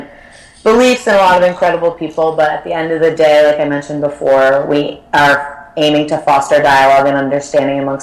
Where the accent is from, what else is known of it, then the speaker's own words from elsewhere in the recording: Connecticut, United States; So I grew up in Connecticut, in a small town in Connecticut